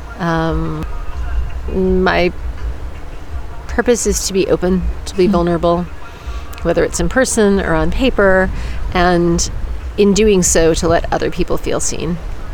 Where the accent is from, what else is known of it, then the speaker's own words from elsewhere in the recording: United States; Yeah, well, I'm American. There's, there's plenty to not be proud of.